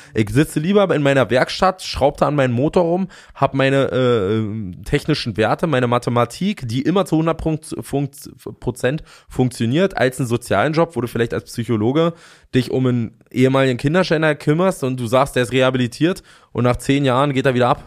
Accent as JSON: {"language": "German", "town": "Fürstenwalde", "region": "Brandenburg", "country": "Germany", "said": "ich komme aus Fürstenwalde"}